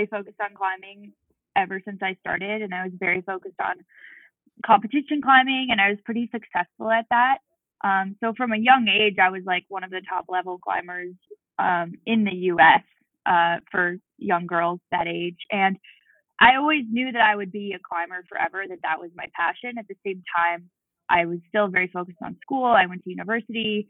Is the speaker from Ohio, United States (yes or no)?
no; Boulder, Colorado, United States; also born or lived in Tahoe area; now in Lake Tahoe, United States; I grew up in Boulder, Colorado